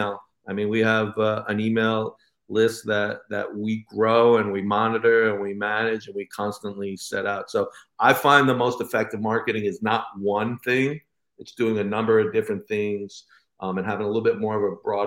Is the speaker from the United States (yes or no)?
yes; New York, United States; growing up in New York, you know, we had the local candy store